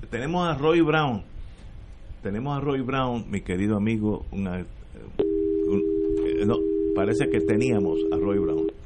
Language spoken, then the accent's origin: Spanish; Puerto Rico; entonces vienen las pasiones nuestras como boricua.